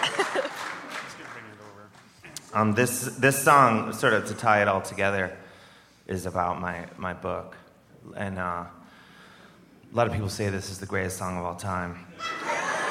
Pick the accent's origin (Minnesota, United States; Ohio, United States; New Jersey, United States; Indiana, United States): Ohio, United States; I'm from Ohio, which is it's a very popular swing state